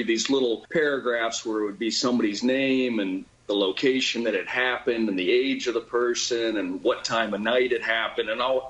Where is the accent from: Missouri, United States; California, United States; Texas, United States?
Texas, United States; Dallas; Growing up in Dallas, my favorite section of the local paper was the Metro section